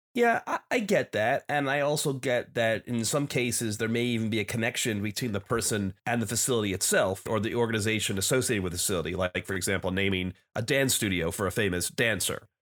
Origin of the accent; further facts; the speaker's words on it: New Jersey, United States; when I was a teenager growing up in New Jersey